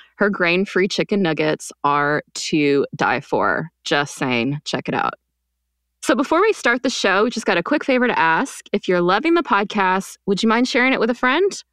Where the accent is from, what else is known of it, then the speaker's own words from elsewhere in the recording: Quebec, Canada; also born or lived in United States; I grew up in Quebec, actually.